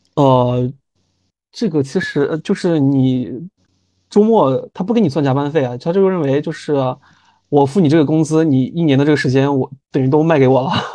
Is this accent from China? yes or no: yes; Northwest China, China; moved away as an adult; also born or lived in Cameroon; 因为我之前我是北方人嘛，我家是西北这边，其实吃海鲜吃得不是很多